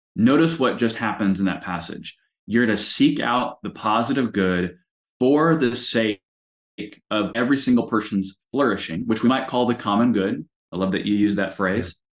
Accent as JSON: {"language": "English", "country": "United States", "said": "I am proudly an American."}